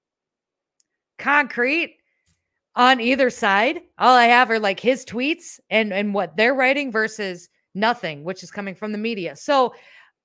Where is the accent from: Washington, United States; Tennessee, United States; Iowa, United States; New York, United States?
Iowa, United States; I'm from Iowa.